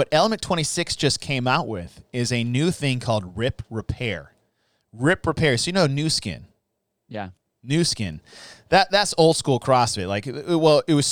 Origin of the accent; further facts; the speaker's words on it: Arizona, United States; growing up in Arizona